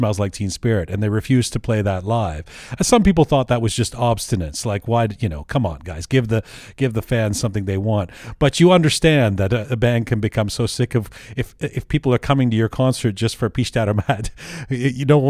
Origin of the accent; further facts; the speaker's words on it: London, United Kingdom; the city of my birth, in London, England.